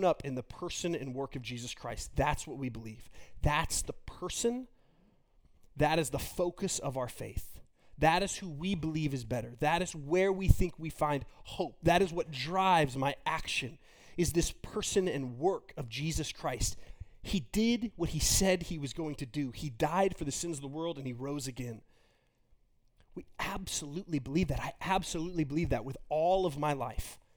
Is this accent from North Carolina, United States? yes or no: no; Texas, United States; me being from Texas